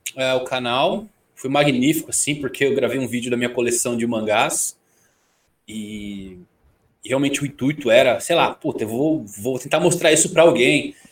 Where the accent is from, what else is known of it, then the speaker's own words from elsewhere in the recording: São Bernardo do Campo, São Paulo, Brazil; sou do ABC, de São Bernardo do Campo